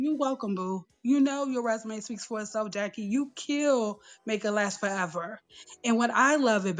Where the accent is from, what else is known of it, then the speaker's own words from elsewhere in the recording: Prince George's County, Maryland, United States; I turn 50 next year. So yeah. Every time I hear you start that off, girl, that takes me right back to Longo High School in Prince George's County, Maryland, in the DMV, all day, every day.